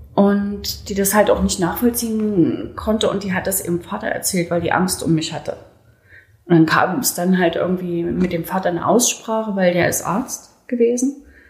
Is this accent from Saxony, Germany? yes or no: yes; Leipzig, Saxony, Germany; accent: Saxon; moved away; also born or lived in Berlin; Mein Bruder ist in Leipzig geblieben und meine ganze Verwandtschaft. Und ich wurde dahin verpflanzt in eine völlig fremde Welt